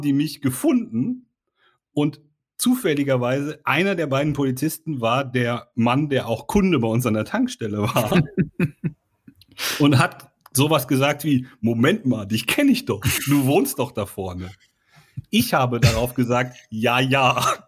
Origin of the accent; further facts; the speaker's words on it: Sauerland, North Rhine-Westphalia, Germany; bin ich im Sauerland aufgewachsen